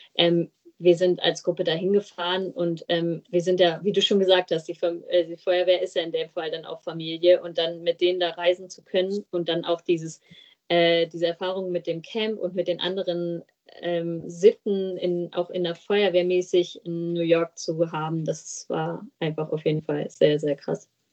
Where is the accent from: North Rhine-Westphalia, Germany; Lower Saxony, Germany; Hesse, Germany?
Lower Saxony, Germany; Steinla, Gemeinde Haferla; ich komme aus Steinla, das ist in der Gemeinde Haferla